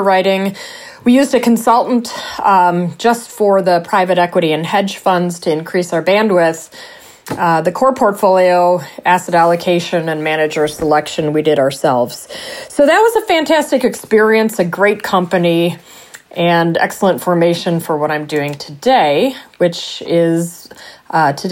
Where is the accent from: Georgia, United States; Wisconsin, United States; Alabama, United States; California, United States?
Wisconsin, United States; Racine; moved away as an adult; also born or lived in Madison, Wisconsin; now in Chicago, United States; Where I am from, Racine, Wisconsin. So that is a town right on Lake Michigan, about halfway between Chicago and Milwaukee. I grew up there.